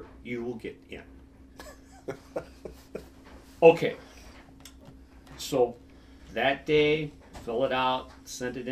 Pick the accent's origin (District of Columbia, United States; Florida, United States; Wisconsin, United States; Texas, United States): Wisconsin, United States; Prairie du Chien; now in Dodgeville, United States; I was from Brady Sheen, so I did not have to board